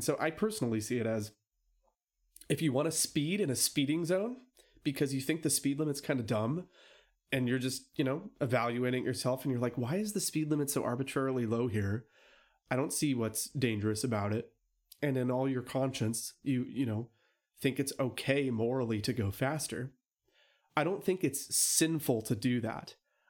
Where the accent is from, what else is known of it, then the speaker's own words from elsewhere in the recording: United States; Look, I was born and raised here in America.